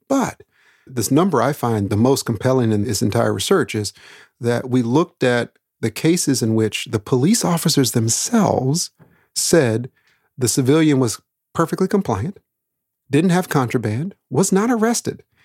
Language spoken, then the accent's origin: English; Daytona Beach, Florida, Texas, United States; I was born in Daytona Beach, Florida